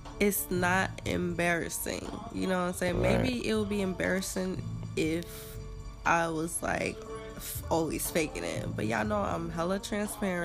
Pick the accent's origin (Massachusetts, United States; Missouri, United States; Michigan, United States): Massachusetts, United States; Boston; my hometown, Boston